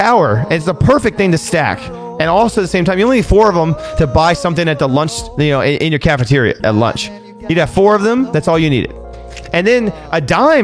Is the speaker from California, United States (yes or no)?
yes; California, United States; I'm from California